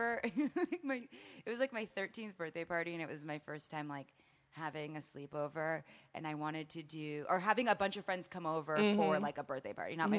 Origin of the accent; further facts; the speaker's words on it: Los Angeles, California, United States; I grew up in the Valley, all over the Valley